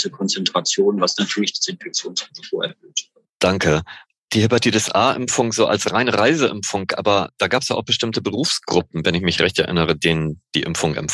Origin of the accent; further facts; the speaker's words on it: Northern Germany, Germany; So als Norddeutscher denke ich da so spontaner FSME, die ja vor allen Dingen im Süden verbreitet ist.